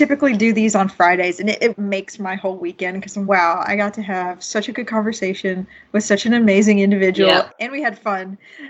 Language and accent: English; Georgia, United States; now in Seattle, United States; We're both from Georgia.